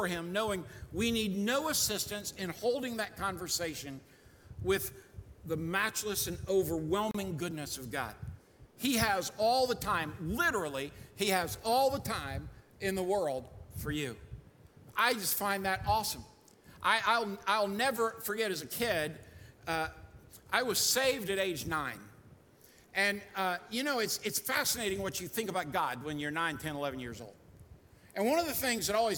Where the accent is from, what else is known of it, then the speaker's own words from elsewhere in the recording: United States; also born or lived in Rhode Island / Daytona Beach, Florida; I grew up in Rhode Island and in Daytona Beach, Florida, on the ocean a lot